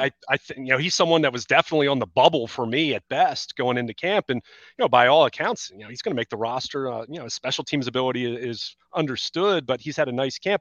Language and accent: English; Baltimore, Maryland, United States; also born or lived in Southern York County, Pennsylvania; now in York County, United States; I'm from Baltimore originally